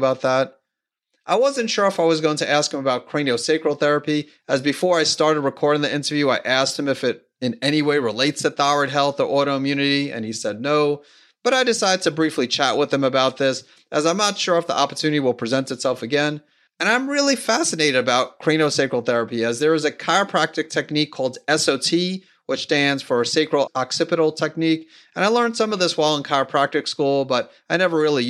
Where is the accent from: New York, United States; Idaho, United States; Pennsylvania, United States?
New York, United States; New York City; now in Matthews, United States; I grew up in Queens, New York